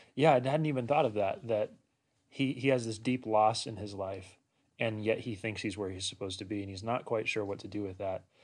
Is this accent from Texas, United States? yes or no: no; Washington, United States; moved away as an adult; also born or lived in Walla Walla, Washington; now in Loma Linda, United States; I grew up in Washington State